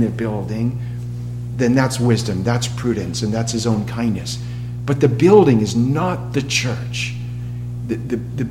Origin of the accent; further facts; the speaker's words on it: Massachusetts, United States; moved away; I'm from New England, Massachusetts